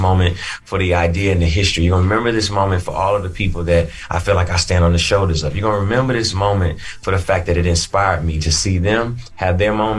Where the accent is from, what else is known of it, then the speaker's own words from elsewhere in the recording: Atlanta, Georgia, United States; also born or lived in Chattanooga; I'm originally from Chattanooga, Tennessee, but I was raised in Atlanta and Atlanta raised the artist that I am.